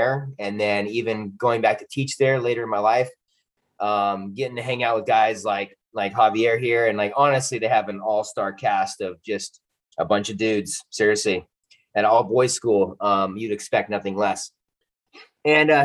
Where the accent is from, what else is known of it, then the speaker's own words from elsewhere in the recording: Southern California, United States; I grew up in Southern California